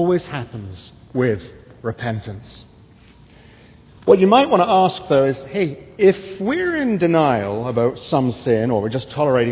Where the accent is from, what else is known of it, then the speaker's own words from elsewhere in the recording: England, United Kingdom; now in United States; I'm English